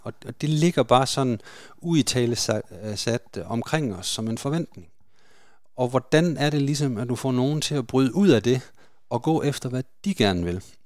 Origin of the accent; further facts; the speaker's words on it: Denmark; det er vi jo som danskere